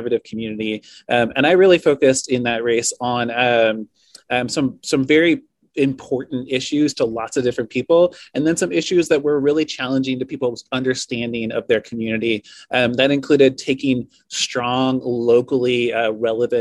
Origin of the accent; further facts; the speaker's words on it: Lincoln City, Oregon, United States; I was born and raised in Lincoln City at the coast